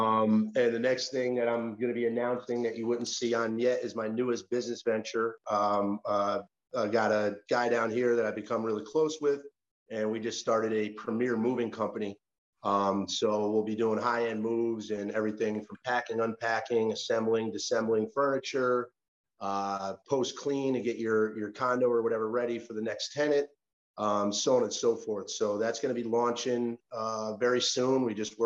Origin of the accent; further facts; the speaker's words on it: Clifton Park, New York, United States; moved away as an adult; now in Florida, United States; I grew up in Clifton Park, New York, middle-class family